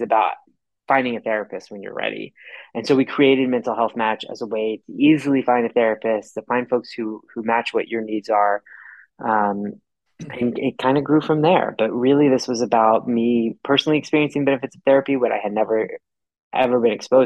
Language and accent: English; Texas, United States; I grew up in Texas